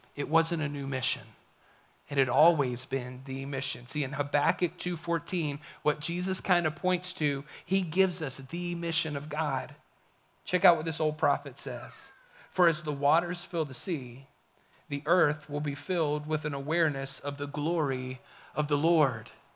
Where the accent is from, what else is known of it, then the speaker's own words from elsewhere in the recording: the Appalachians, United States; moved away; also born or lived in Kentucky / Florida / Kansas; I grew up in the Appalachians. I love the Appalachian Mountains. I love what you find in Tennessee and North Carolina. It is home for me